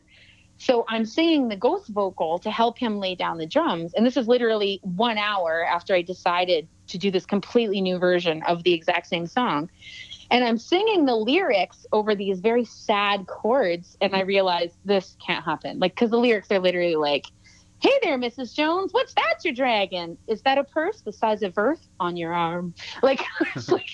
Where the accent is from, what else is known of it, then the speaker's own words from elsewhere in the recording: Lake Simcoe, Ontario, Canada; moved away; also born or lived in Salmon Arm, British Columbia; I grew up on Lake Simcoe